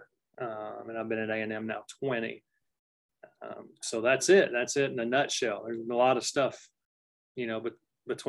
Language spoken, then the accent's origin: English; Cookeville, Tennessee, United States; moved away as an adult; also born or lived in Grosse Pointe, Michigan; now in College Station, United States; That's where I'm from, Cookeville, Tennessee. Very proud